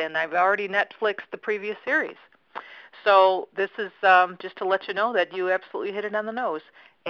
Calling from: Chicago, Illinois, United States; I'm calling from Chicago, and I just wanted to say that I'm a brand new watcher to Stargate.

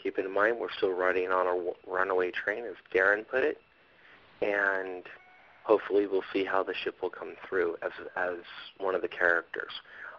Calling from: Fort Lewis, Washington, United States; I'm calling from Fort Lewis, Washington, the home of Lieutenant Johansson.

